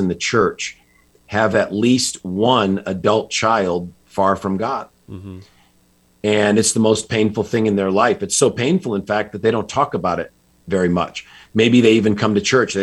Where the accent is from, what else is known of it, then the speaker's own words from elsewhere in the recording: just outside Hartford, Connecticut, United States; I grew up in Connecticut, just outside Hartford.